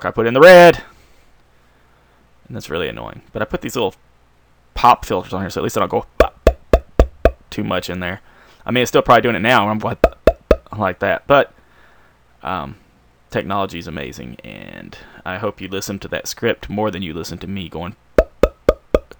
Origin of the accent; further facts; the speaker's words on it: Alabama, United States; growing up in Alabama